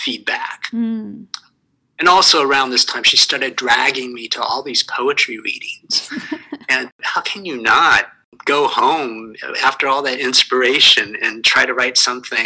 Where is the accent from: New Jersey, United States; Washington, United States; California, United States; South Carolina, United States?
California, United States; Santa Rosa; moved away as an adult; also born or lived in New York City / Boston; now in Connecticut, United States; I was born and grew up in California. I'm from the West Coast, in the city of Santa Rosa